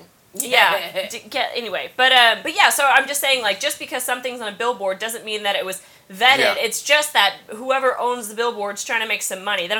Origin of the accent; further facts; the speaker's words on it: Kansas, United States; now in New York City, United States; I grew up in Kansas